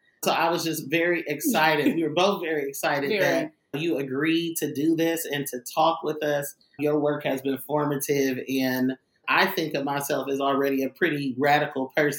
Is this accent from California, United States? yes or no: yes; Oakland, California, United States; I'm from Oakland, California.